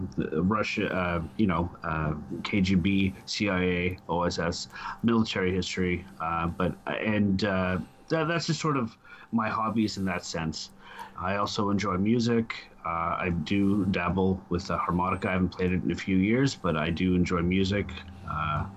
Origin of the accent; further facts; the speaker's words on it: Ottawa, Ontario, Canada; I'm Canadian. I live in Ottawa. I've always lived in Ottawa.